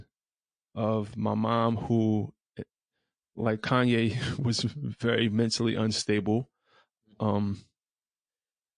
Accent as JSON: {"language": "English", "town": "New York City", "region": "New York", "country": "United States", "tie": "born or raised there", "said": "I'm from Brownsville, Brooklyn"}